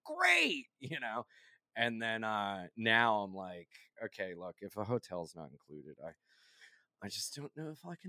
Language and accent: English; Delaware, United States; there was this local band in Delaware, because we're from Delaware.